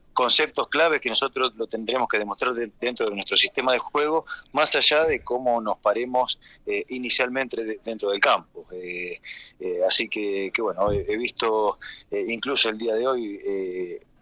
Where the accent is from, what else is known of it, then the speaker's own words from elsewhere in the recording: Argentina; soy argentino y desde que me retiré como jugador activo ya estoy radicado en mi país